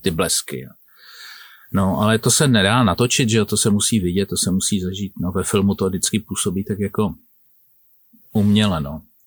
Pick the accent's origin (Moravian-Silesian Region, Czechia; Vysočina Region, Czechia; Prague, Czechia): Prague, Czechia; also born or lived in Plzeň Region; jako Pražák, 15-letý chlapec, jsem jezdil na chalupu